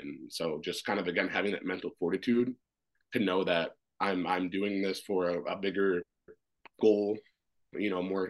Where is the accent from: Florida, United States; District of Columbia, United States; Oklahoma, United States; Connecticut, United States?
District of Columbia, United States; Washington; born there; And so I was born in Washington, D.C.